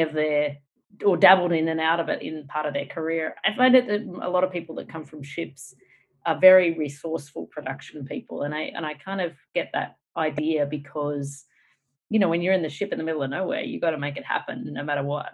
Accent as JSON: {"language": "English", "country": "Australia", "also_born_or_lived": "United States", "moved": "yes", "said": "as an Australian"}